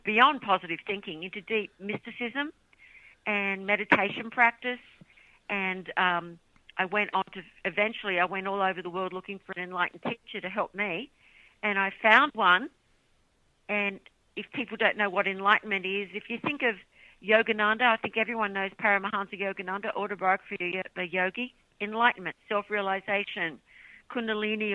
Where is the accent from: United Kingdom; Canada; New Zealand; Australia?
Australia; now in United States; I'm from Australia. Living in America now